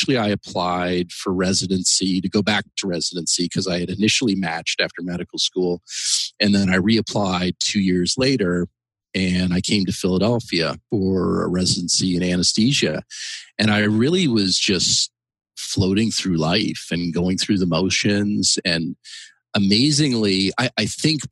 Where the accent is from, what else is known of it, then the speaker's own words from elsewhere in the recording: Canada; moved away as an adult; now in United States; I came to the United States. I'm actually originally from Canada in the mid 90s, and I came here